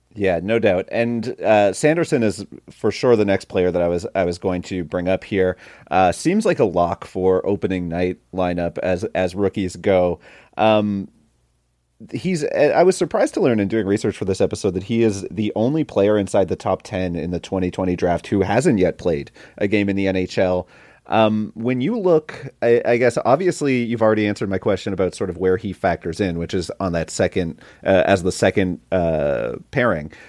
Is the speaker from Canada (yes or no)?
yes; Saint John, New Brunswick, Canada; my hometown, Saint John's Sea Dogs